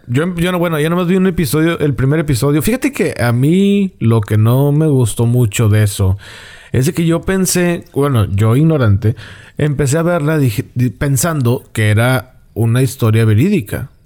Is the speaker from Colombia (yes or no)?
no; Monterrey, Nuevo León, Mexico